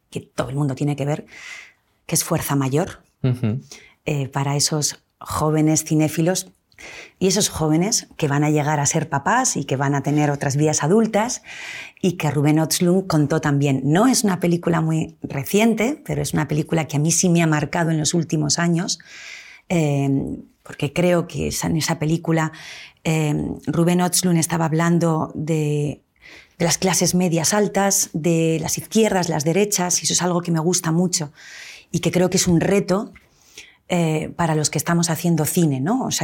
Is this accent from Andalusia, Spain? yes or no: no; Cantabria, Spain; yo soy cántabra.